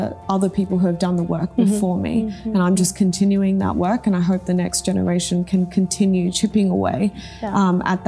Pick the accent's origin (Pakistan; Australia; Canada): Australia; English is a second language; also born or lived in Japan; I moved to Australia, I didn't speak English at all. So there was that language barrier to have to, you know, overcome as well. And then I was being brought up by my Taiwanese mother in a very westernized Australian society